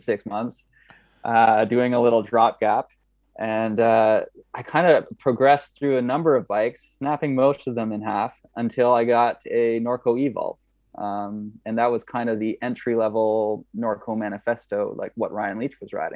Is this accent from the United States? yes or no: no; Kingston, Ontario, Canada; I'm from Ontario, a town called Kingston.